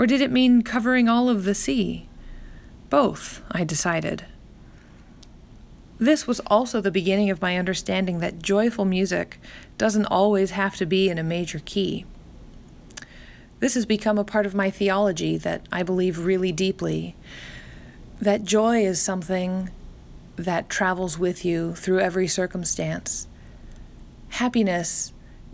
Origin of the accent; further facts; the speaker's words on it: Central California, United States; also born or lived in northern New Jersey; now in New Jersey, United States; Growing up in Central California